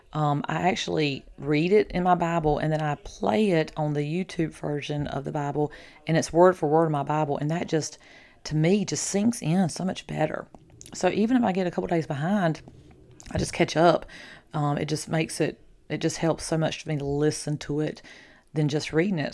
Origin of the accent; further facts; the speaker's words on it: the South, United States; I'm from the South.